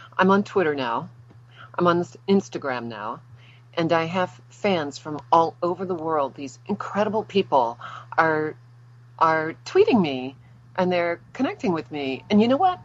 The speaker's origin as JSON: {"language": "English", "town": "New Orleans", "region": "Louisiana", "country": "United States", "also_born_or_lived": "Los Angeles", "moved": "as an adult", "lives_now": "Tampa, United States", "said": "I am originally from New Orleans"}